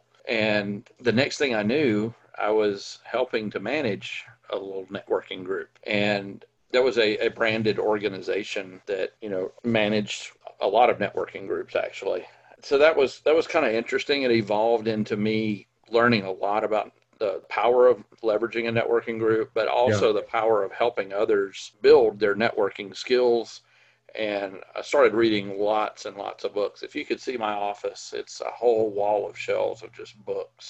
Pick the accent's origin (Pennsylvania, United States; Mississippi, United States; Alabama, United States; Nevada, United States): Mississippi, United States; I grew up in Mississippi, of all places.